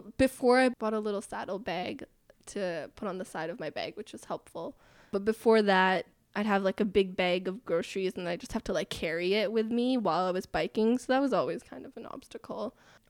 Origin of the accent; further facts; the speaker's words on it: Netherlands; Like growing up in the Netherlands, that's just something you learn.